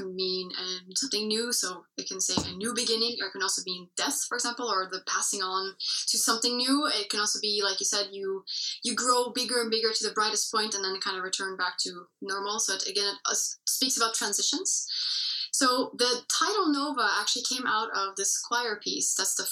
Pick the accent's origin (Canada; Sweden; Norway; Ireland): Norway; first language English; my mother tongue is English, but I've been speaking Norwegian for basically my whole life as well. Because I've been living here for most of my life in Norway